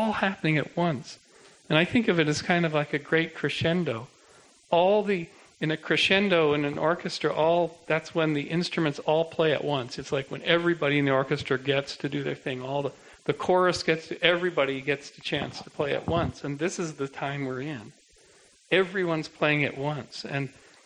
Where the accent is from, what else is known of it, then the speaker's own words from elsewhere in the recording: Canada; I'm a Canadian